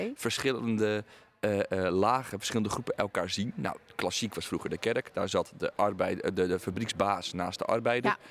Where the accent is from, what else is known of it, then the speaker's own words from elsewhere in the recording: Aalsmeer, North Holland, Netherlands; Ik ben namelijk geboren in Alsmeer en woon nu in een dorp daarnaast